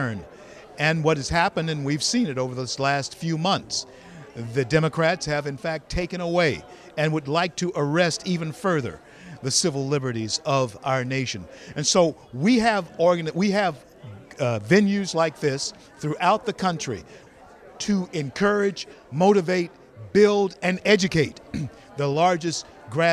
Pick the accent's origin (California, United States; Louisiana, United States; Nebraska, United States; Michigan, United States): Louisiana, United States; Shreveport; I grew up in Shreveport, Louisiana